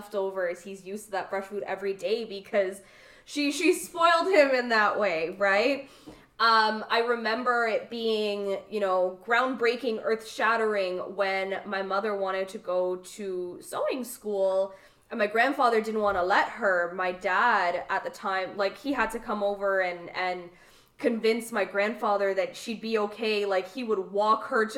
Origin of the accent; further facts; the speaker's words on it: Canada; I was born in Canada. I'm the first to be born in Canada